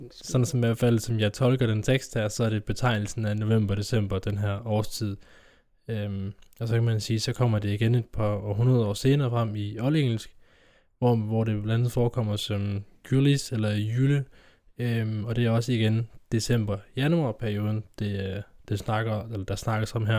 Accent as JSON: {"language": "Danish", "town": "Kolding", "region": "Southern Denmark", "country": "Denmark", "tie": "born or raised there", "said": "hjemme i Kolding, hjemme i Kolding"}